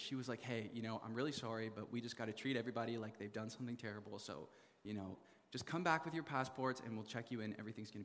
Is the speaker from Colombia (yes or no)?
no; Canada; I'm from Canada